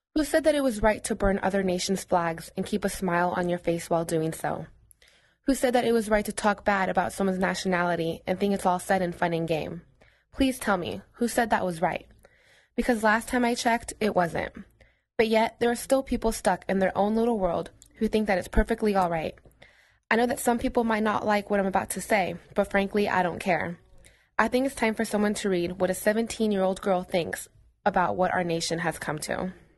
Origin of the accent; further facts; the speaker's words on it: United States; I'm Mexican and I'm proud of it, but I was born here in the United States